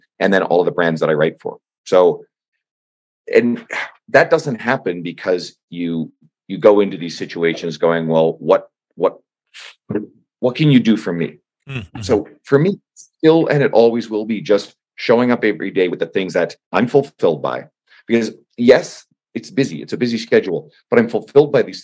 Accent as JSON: {"language": "English", "town": "St. John's", "region": "Newfoundland and Labrador", "country": "Canada", "said": "I'm from St. John's, Newfoundland"}